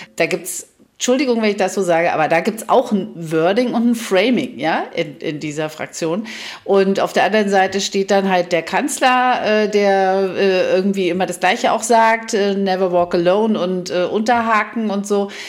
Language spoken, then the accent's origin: German; Germany; wir haben ja auch 40 Jahre in der DDR gelernt